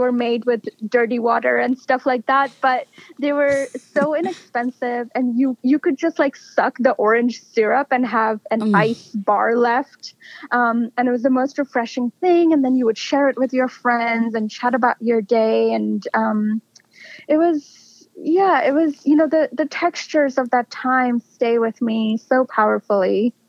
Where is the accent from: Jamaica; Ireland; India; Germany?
India; I was drawing on what I had observed and learned from growing up in India.